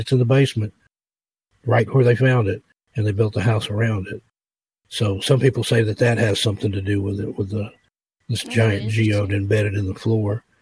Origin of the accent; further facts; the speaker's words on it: East Tennessee, United States; moved away; I grew up in East Tennessee